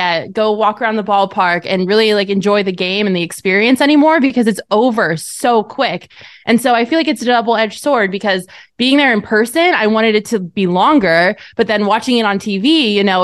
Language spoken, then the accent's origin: English; Colorado, United States; moved away; also born or lived in Arizona; I grew up in Colorado